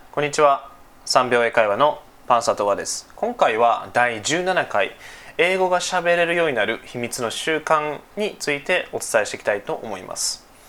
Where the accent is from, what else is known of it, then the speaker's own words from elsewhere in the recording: Nara, Japan; accent: Kansai dialect; 僕奈良出身で、えー、奈良県在住ですね